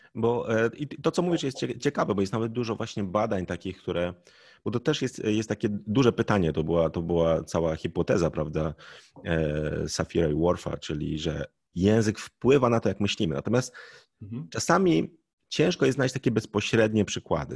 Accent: Poland

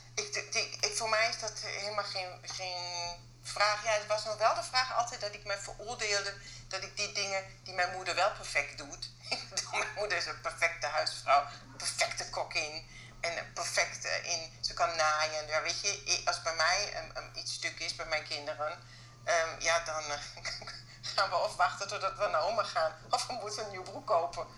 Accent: Germany; accent: German; Dutch is a second language; moved away as an adult; now in Netherlands; Ook met mijn Duitse paspoort, ook met mijn Duits accent

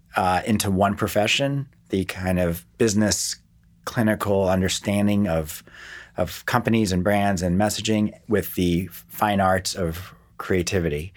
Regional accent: West Hartford, Connecticut, United States; born or raised there; also born or lived in Akron, Ohio / Miami Beach, Florida / New York / Portland

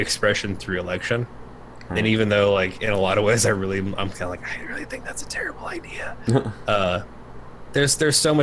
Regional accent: United States; we as an American

